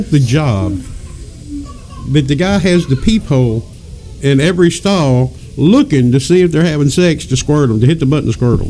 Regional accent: the South, United States; I'm from the South.

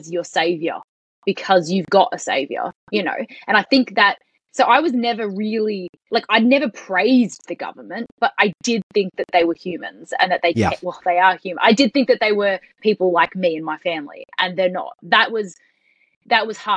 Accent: Australia

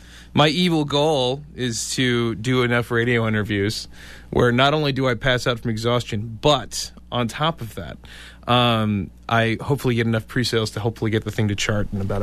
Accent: Poughkeepsie, New York, United States; moved away; I am not originally from this area. I am from Poughkeepsie, New York, originally.

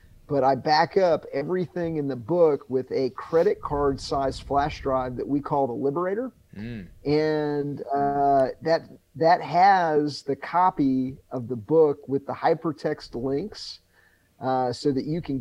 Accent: United States; I'm not an American. I'm just a human being that was born in this country

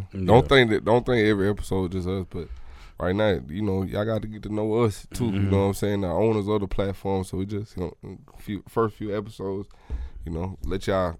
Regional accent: Oregon, United States; I'm not from here. I was from Oregon.

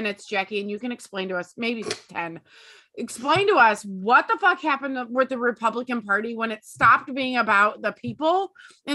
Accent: United States; as an American person

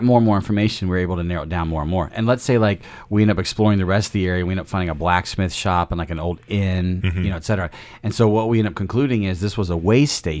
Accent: United Kingdom; And so we stop for tea and biscuits because we're British.

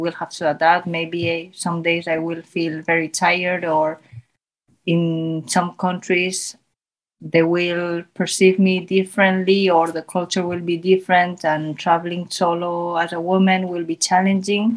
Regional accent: Zaragoza, Aragon, Spain; first language Spanish; English is a second language; moved away as an adult; I was born in Spain. I grew up here.

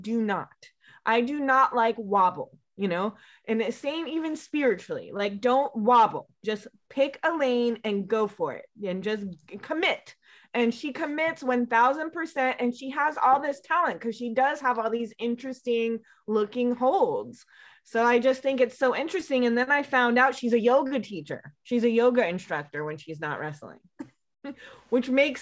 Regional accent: Northern Virginia, United States; We're all from Northern Virginia, right outside of DC

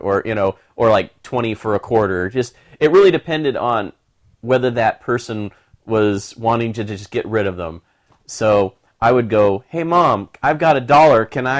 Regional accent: Midwest, United States; I grew up in the Midwest, very Bible Belty

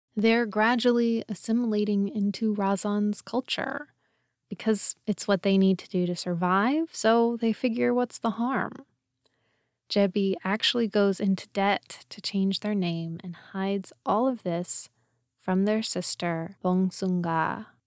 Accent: United States; I'm an American

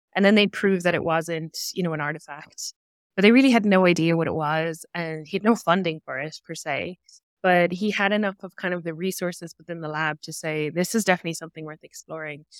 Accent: Cork, Munster, Ireland; moved away as an adult; now in Canada; my hometown, which is, is Cork in Ireland

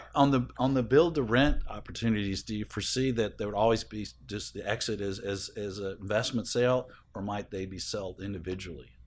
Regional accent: Atlanta, Georgia, United States; it's in Atlanta, my hometown

